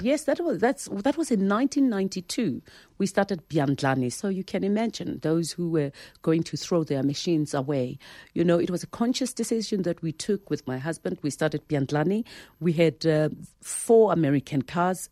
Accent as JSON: {"language": "English", "town": "Soweto", "region": "Gauteng", "country": "South Africa", "tie": "born or raised there", "said": "I was born there in Soweto from, you know, a, a domestic worker and a driver."}